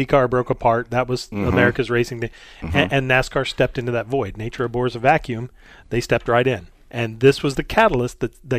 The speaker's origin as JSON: {"language": "English", "region": "Indiana", "country": "United States", "said": "I'm from Indiana."}